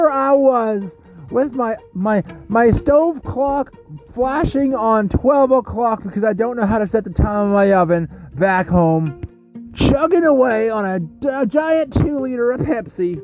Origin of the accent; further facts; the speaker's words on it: Abbotsford, British Columbia, Canada; Recording live from my hometown on Abbotsford, BC, in British Columbia, Canada, which is where I was born and raised. I've lived here my entire life.